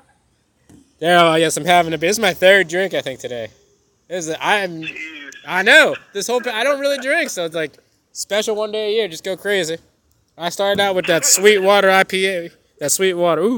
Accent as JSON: {"language": "English", "region": "Central Florida", "country": "United States", "tie": "born or raised there", "said": "growing up in Central Florida"}